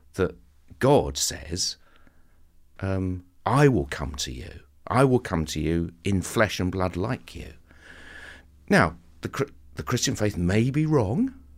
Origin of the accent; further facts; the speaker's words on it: Southend-on-Sea, East of England, United Kingdom; I'm a boy from Southend